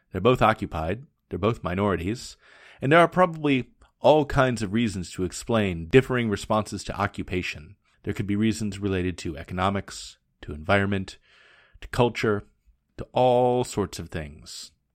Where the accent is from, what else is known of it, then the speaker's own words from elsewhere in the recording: Portland, United States; moved away as an adult; also born or lived in Japan; "Where are you from?" and I would say, "Portland,"